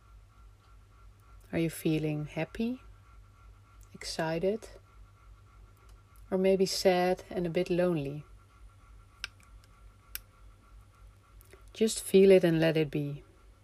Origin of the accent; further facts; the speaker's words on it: Amsterdam, North Holland, Netherlands; moved away; I'm from Amsterdam, the Netherlands